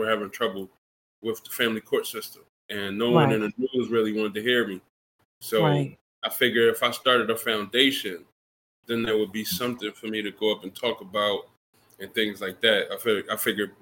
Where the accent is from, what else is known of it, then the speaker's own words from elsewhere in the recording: Philadelphia, Pennsylvania, United States; moved away as an adult; also born or lived in Texas; now in Wichita, United States; Born and raised in Philadelphia, Pennsylvania. I've been living in Wichita, Kansas for about 6 years now